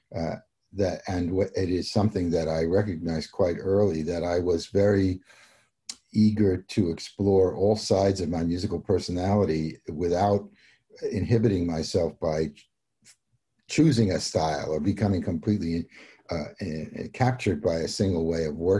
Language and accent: English; New York City, New York, United States; now in Connecticut, United States; I'm a New Yorker, really. I grew up in the city